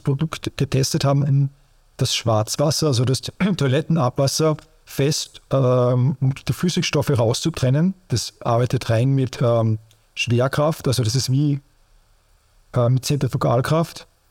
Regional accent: Austria; bei uns in Österreich

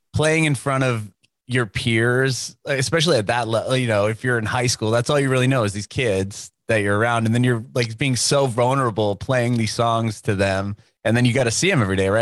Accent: San Diego, California, United States; moved away as an adult; now in Nashville, United States; I'm, I'm from San Diego. I was born and raised there

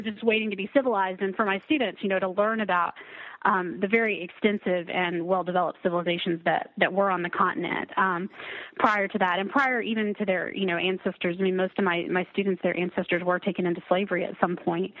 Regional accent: near Lubbock, West Texas, United States; now in Maine, United States; I'm from originally from a small town um, yeah. in West Texas. I'll just it's near Lubbock.

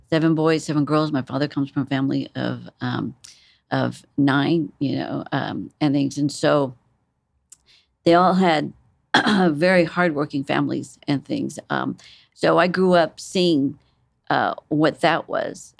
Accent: San Antonio, Texas, United States; moved away; also born or lived in Corpus Christi, Texas; I'm, um, originally from South Texas. Um, I was born in San Antonio

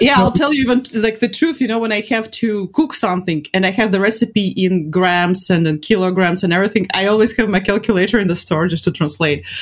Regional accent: Latvia; I'm from Latvia

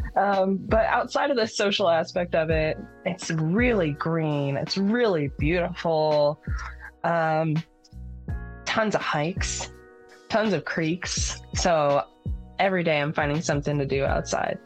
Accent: Texas, United States; also born or lived in San Francisco, California; now in Washington, United States; I'm from Texas

